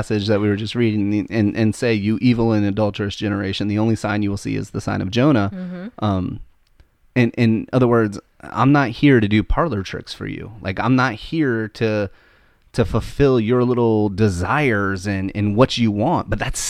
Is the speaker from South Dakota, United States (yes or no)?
no; Missouri, United States; We're all from Missouri, though, the show me state.